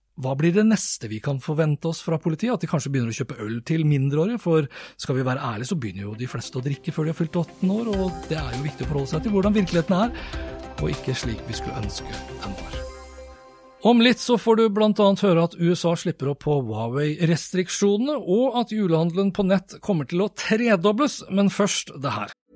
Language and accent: Norwegian; Norway; jeg er jo nordmann